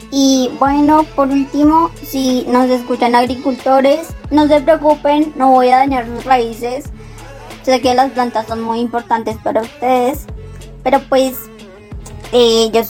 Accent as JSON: {"language": "Spanish", "region": "Antioquia", "country": "Colombia", "said": "Por eso vengo desde Antioquia para acá a, que me escuchen."}